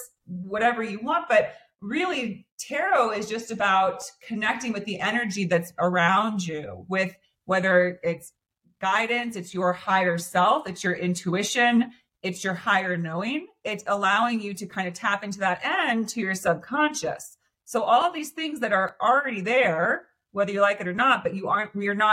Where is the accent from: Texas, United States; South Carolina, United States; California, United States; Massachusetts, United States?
California, United States; Santa Cruz; I'm originally from the Bay Area, from Santa Cruz, California. So kind of like a beach mountain area